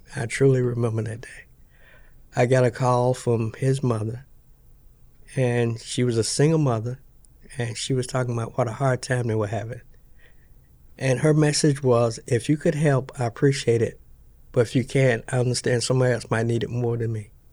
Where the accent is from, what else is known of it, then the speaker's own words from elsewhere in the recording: North Carolina, United States; moved away as an adult; now in Texas, United States; I'm from North Carolina